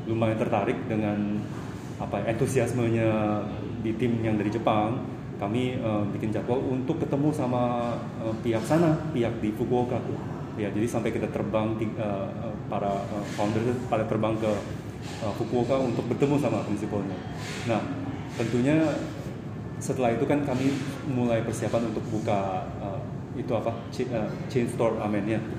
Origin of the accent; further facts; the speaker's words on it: Indonesia; Nah, saya sebenarnya asli orang Indonesia.